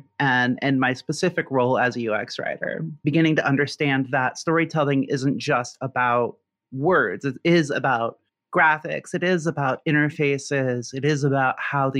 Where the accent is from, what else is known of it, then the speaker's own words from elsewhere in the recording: a suburb of Indianapolis, United States; moved away as an adult; now in Memphis, United States; I am originally from Indiana, grew up in a suburb of Indianapolis and graduated from Ball State University. So I'm a Midwestern kid through and through